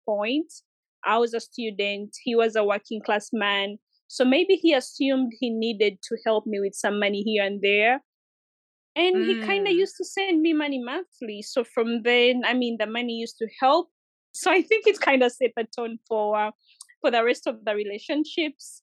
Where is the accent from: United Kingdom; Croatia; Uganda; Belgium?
Uganda; moved away; So I used to live in Uganda by then. I'm from Uganda